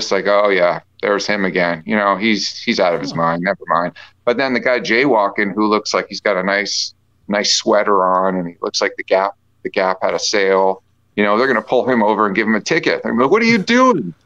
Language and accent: English; Canada; being Canadian